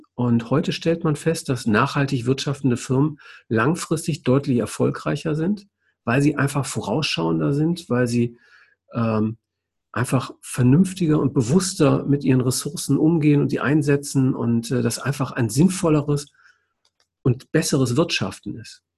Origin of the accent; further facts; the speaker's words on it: Düsseldorf, North Rhine-Westphalia, Germany; 1970 geboren in Düsseldorf